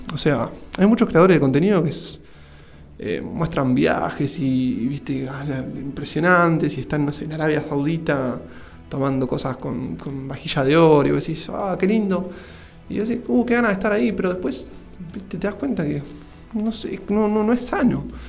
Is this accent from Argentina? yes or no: yes; Mar del Plata, Buenos Aires Province, Argentina; now in Ushuaia, Argentina; Mar del Plata, que es de donde yo nací, ahora estoy viviendo en Ushuaia